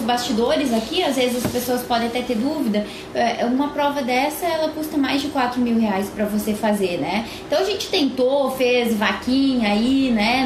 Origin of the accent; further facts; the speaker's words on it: Rio Grande do Sul, Brazil; a cidade onde eu nasci